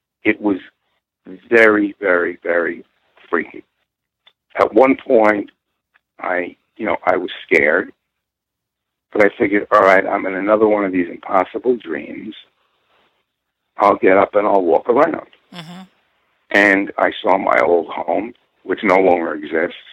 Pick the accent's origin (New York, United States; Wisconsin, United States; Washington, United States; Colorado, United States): New York, United States; Purchase; where I grew up in Purchase, New York.